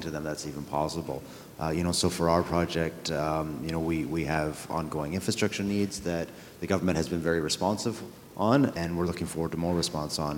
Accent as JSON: {"language": "English", "town": "Ross River", "region": "Yukon", "country": "Canada", "tie": "born or raised there", "said": "the community of Ross River, which is the, the home of the uh, Ross River Dena Council First Nation, is actually originally my hometown."}